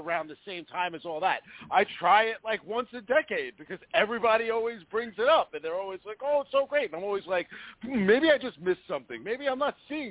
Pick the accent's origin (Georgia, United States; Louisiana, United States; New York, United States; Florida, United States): New York, United States; now in New Jersey, United States; growing up in New York, like I've said 1,000 times, I didn't have cable at the time. So having cable in Jersey when I first moved out here in 1990-1991